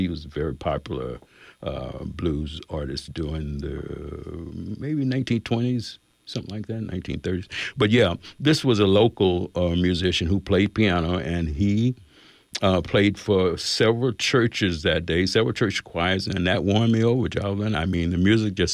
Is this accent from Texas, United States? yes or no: yes; Bryan, Texas, United States; I was born in Bryan, Texas